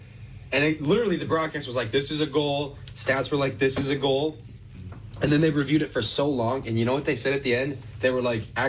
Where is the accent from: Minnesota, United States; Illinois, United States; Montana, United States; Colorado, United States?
Minnesota, United States; moved away as an adult; now in Wisconsin, United States; I am from Minnesota.